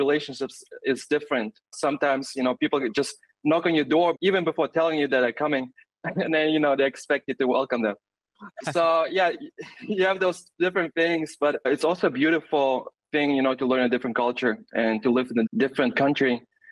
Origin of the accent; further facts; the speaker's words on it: Germany; moved away as an adult; also born or lived in Russia; now in Tanzania; I was born actually in Russia and grew up in Germany. So I consider myself more German than Russian.